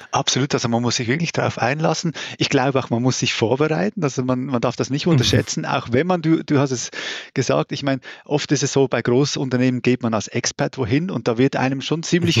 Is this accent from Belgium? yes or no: no; Switzerland; accent: Swiss; moved away as an adult; also born or lived in Brazil / United States; now in Germany; wie man wahrscheinlich auch hört, äh, komme ich aus der Schweiz. Ähm, ich habe dann irgendwann mal aufgehört zu sagen, nein, ich rede nicht Schweizerdeutsch, das ist mein Hochdeutsch